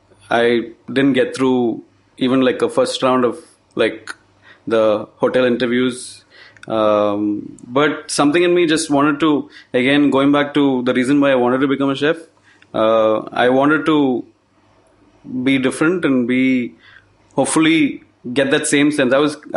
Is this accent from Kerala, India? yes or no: yes; Kochi, Kerala, India; So I grew up in Kerala in Cochin